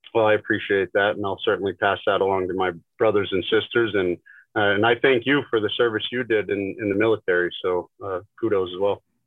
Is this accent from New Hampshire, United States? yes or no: yes; Northern New Hampshire, United States; we grew up in Northern New Hampshire